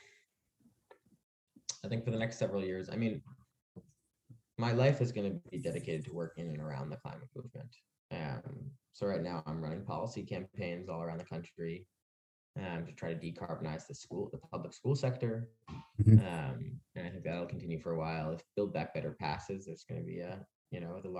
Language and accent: English; near the Jersey Shore, New Jersey, United States; I grew up near the Jersey Shore